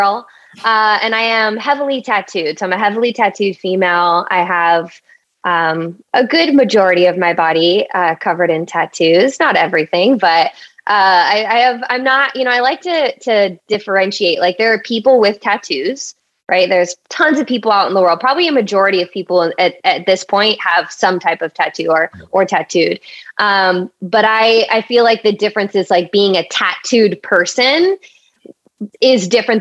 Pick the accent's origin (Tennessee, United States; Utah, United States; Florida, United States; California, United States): California, United States; Orange County; moved away; I grew up in Orange County, so very white area, like predominantly white